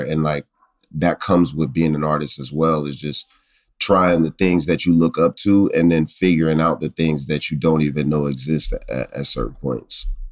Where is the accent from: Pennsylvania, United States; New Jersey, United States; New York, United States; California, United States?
Pennsylvania, United States; Pittsburgh; growing up in Pittsburgh